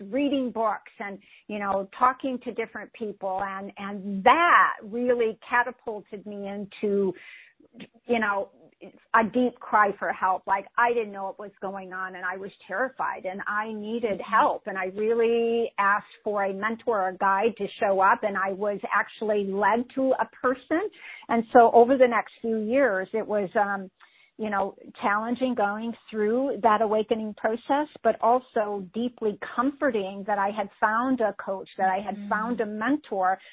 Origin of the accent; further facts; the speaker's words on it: Midwest, United States; I grew up in the Midwest into a highly dysfunctional family